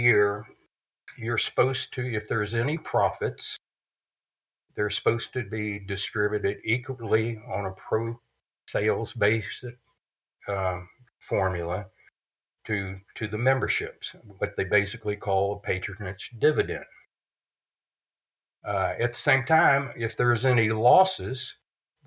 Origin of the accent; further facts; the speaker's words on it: Winter Haven, Florida, United States; I came back to my hometown, which is Winter Haven, Florida